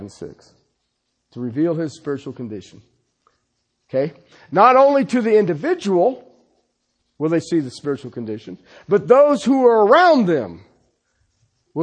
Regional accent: Ohio, United States; moved away; I'm from Ohio.

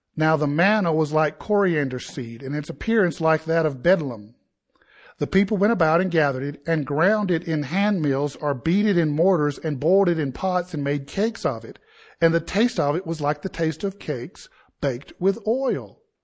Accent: Southeast, United States; I grew up in the Southeast where college football is equivalent to worshiping God

